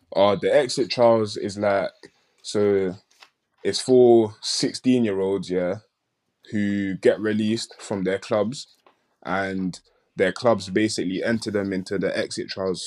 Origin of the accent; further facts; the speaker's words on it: London, United Kingdom; I'm from South London